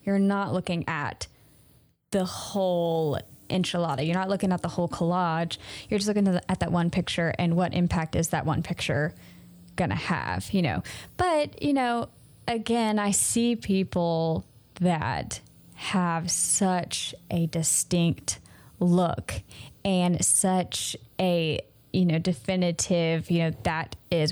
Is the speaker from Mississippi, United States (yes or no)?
yes; Mississippi, United States; I'm from Mississippi. And honestly, we didn't have any stores here. until, like, the end of my high school